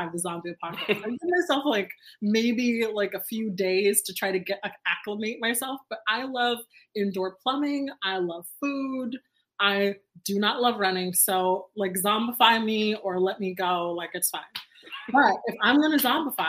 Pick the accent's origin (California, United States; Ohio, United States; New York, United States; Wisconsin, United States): California, United States; Los Angeles; moved away as an adult; also born or lived in Boston; I was born and raised in East LA. I was born in Hollywood, but I was raised in East